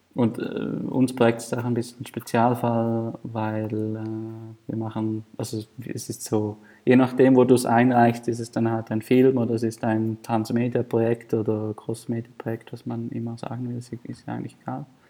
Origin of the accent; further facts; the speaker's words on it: Thurgau, Switzerland; ich bin in Thurgau aufgewachsen. Das ist neben der Bodensee.